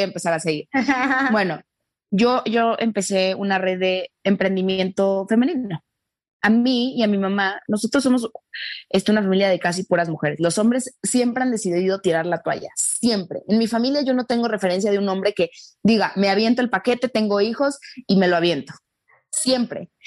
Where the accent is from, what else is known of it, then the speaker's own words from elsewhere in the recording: Mexico; nosotros en, en, en México adoramos a las rubias altas